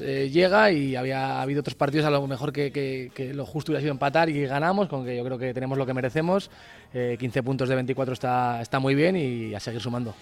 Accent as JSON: {"language": "Spanish", "town": "Grañén", "region": "Aragon", "country": "Spain", "tie": "born or raised there", "said": "En mi pueblo, en Grañén"}